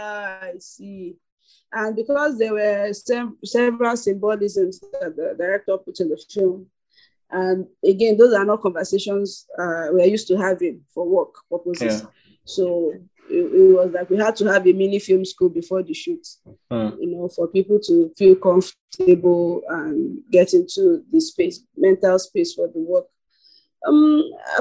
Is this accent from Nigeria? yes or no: yes; Nigeria; being a Nigerian filmmaker